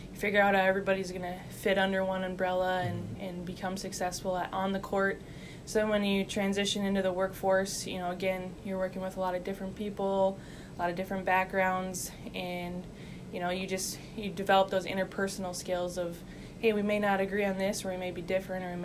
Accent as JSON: {"language": "English", "country": "United States", "tie": "born or raised there", "moved": "as an adult", "said": "University of North Dakota, just a half hour down the road. North Dakota State is an hour away from my hometown"}